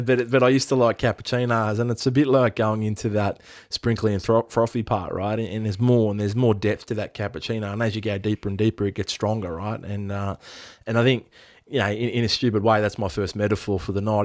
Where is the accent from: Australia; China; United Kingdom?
Australia; we are multicultural Aboriginal Australia